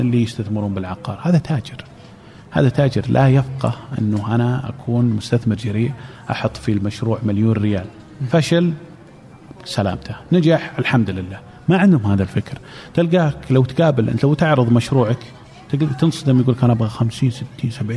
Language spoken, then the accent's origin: Arabic; Saudi Arabia; عندنا في السعوديه